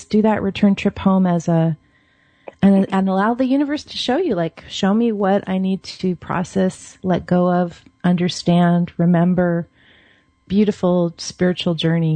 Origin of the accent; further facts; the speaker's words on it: Seattle, Washington, United States; moved away as an adult; now in Oregon, United States; I grew up in Seattle. I live in Oregon now